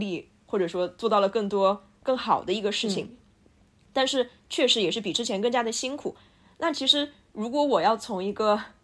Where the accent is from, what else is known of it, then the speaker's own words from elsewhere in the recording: Sichuan, China; 我是一个四川人哟